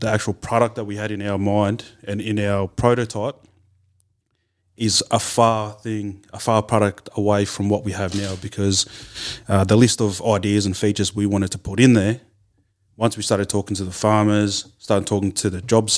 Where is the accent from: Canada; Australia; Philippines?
Australia; moved away; growing up in Romville